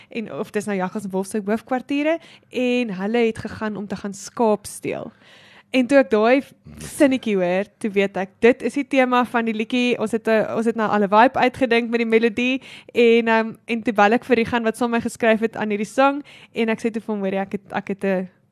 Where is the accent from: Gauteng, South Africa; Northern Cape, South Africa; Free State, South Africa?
Free State, South Africa; Clocolan; ek het groot geword in Klokkelaan.